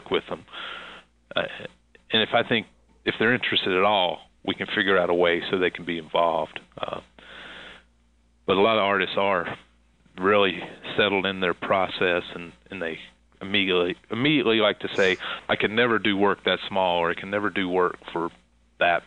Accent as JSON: {"language": "English", "town": "Concord", "region": "North Carolina", "country": "United States", "tie": "born or raised there", "said": "I'm from the South, and under the shadow of Charlotte, North Carolina"}